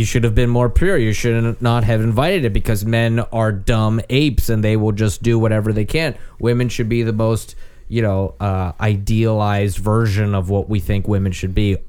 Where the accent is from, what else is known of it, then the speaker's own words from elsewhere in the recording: Pittsburgh, Pennsylvania, United States; accent: Pittsburgh; moved away; growing up in Pittsburgh